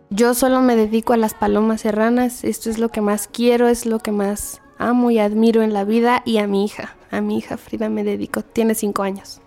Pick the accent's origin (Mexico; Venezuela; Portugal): Mexico; State of Mexico; also born or lived in Xichú, Guanajuato; Yo nací en Hichú, pero desde muy chica vine a vivir al Estado de México. Vivo acá desde que tengo tres años